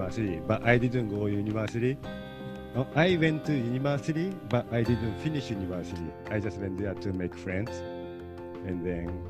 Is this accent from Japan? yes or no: yes; Tokyo, Japan; now in Los Angeles, United States; I grew up, I was raised and born and raised in Tokyo, Japan